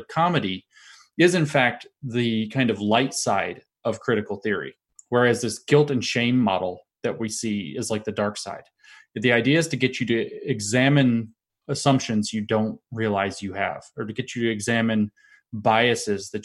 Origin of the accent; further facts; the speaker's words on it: Appalachia, United States; I'm from Appalachia.